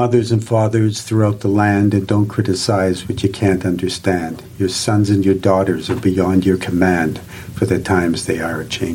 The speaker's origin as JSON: {"language": "English", "region": "Saskatchewan", "country": "Canada", "tie": "born or raised there", "said": "I grew up in Saskatchewan"}